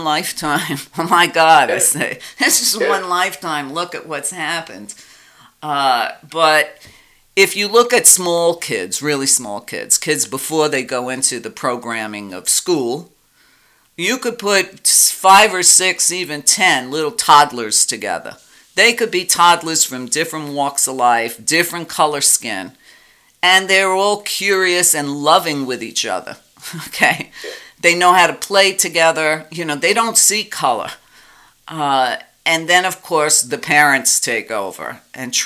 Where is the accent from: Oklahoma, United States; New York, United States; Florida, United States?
New York, United States; New York City; when I was growing up in Brooklyn